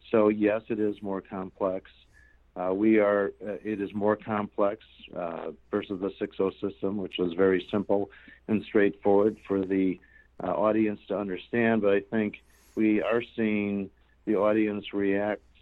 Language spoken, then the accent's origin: English; Chicago, Illinois, United States; 50 degrees warmer than my hometown Chicago.